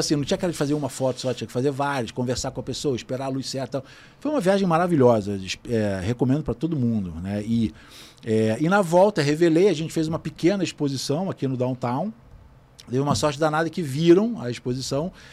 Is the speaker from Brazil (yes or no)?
yes; Brazil; eu sou do Brasil, sou fotógrafo